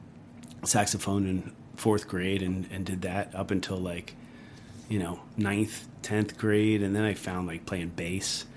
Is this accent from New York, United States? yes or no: yes; Long Island, New York, United States; moved away as an adult; now in Asheville, United States; I grew up in Long Island, which is a very unique place.